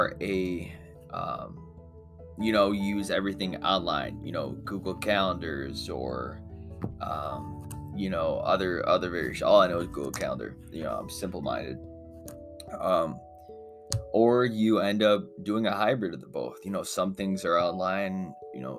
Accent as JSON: {"language": "English", "country": "United States", "said": "I'm American"}